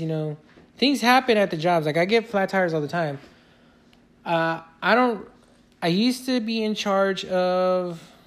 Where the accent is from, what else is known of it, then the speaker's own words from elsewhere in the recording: Fontana, California, United States; I've worked in my hometown, Fontana